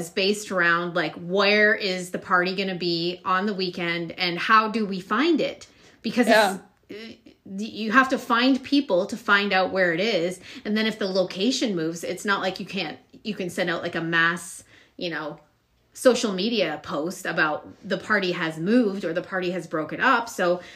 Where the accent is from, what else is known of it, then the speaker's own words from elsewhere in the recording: a very small town in Alberta, Canada; I'm from a very small town in Alberta, Canada, where we are.